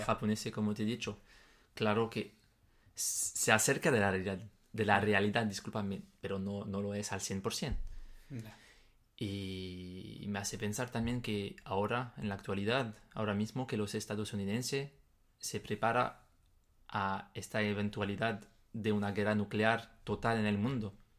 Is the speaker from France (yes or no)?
yes; France; Spanish is a second language; moved away; en mi país, por ejemplo, en Francia